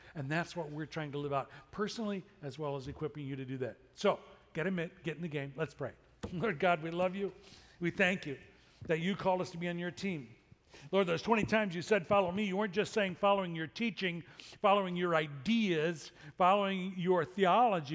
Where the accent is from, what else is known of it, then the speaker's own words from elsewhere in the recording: Chicago, Illinois, United States; growing up in Chicago